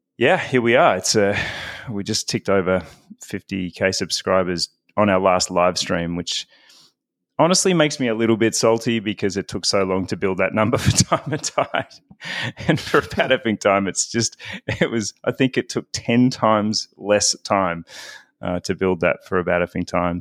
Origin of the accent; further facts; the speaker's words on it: Victoria, Australia; moved away as an adult; also born or lived in Melbourne, Australia; I am originally, uh, from Melbourne, Australia. I was born in Melbourne, but, uh, spent my childhood in the country